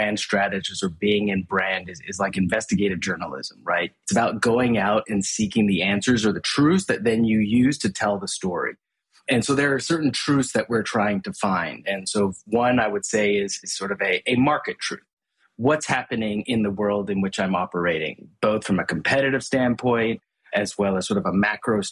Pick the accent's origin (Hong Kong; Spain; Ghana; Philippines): Hong Kong; also born or lived in Asia; I was actually born and raised in Hong Kong and grew up in Asia all my life